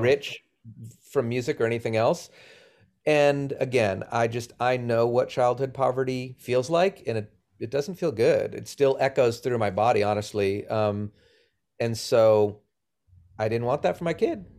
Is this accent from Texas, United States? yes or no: no; Boston, Massachusetts, United States; moved away as an adult; also born or lived in Los Angeles / Sacramento; I grew up in Boston.